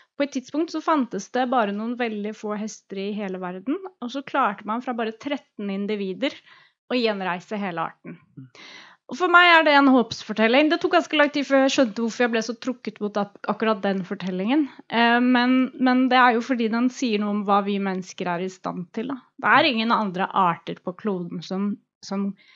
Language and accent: Norwegian; Oslo, Norway; also born or lived in Drammen; Så jeg er Oslo-jente